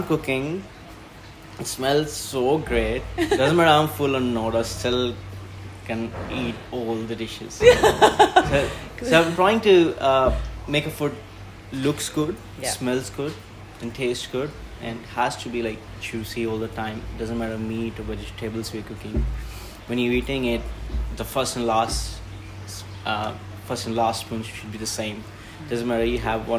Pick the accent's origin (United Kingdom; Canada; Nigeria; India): India; moved away as an adult; now in Australia; I'm from India, so I've been growing up eating Indian food